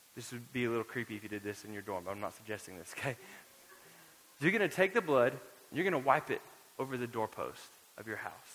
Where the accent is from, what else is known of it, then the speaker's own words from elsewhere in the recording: Florida, United States; now in Lubbock, United States; had I known I was going to live in West Texas, I might have gone to the beach more growing up in Florida